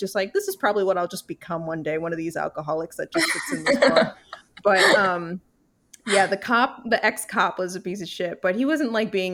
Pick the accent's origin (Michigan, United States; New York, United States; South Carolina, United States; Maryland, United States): New York, United States; because I'm from New York